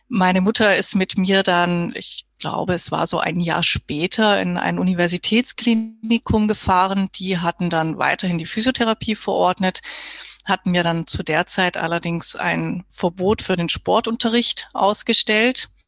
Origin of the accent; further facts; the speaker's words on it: Baden-Württemberg, Germany; moved away as an adult; now in Vienna, Austria; Ja, hallo … Ich bin jetzt 39 Jahre alt. Ich komme ursprünglich aus dem Schwarzwald, aus dem Südwesten von Deutschland und wohne aktuell seit, ja, mit kurzer Unterbrechung acht Jahren in Wien.